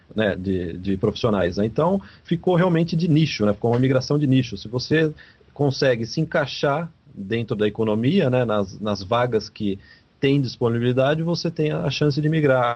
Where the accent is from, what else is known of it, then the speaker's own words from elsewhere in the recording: Brazil; moved away as an adult; now in Canada; a gente nasceu no Brasil, óbvio, né? A gente é brasileiro